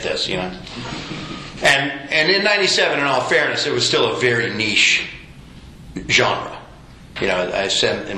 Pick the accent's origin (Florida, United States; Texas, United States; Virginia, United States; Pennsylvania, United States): Texas, United States; Houston; also born or lived in Sewanee, Tennessee; I am from Houston, Texas, originally, where I live currently.